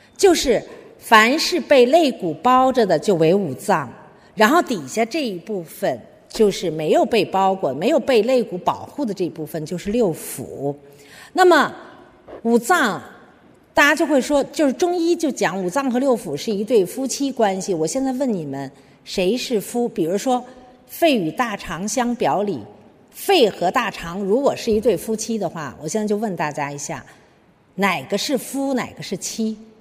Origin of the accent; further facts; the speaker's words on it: China; 就是我们中国人啊，有一个很大的问题